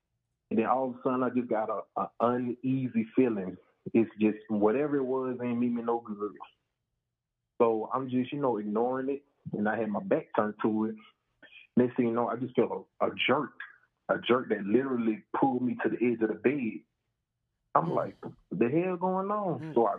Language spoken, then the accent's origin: English; Louisiana, United States; I'm from Louisiana.